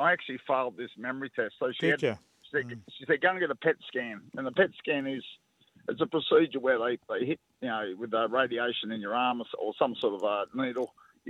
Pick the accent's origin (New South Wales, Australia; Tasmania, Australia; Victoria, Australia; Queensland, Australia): New South Wales, Australia; Greystanes; I'm from Grey Plains. My team was Parramatta.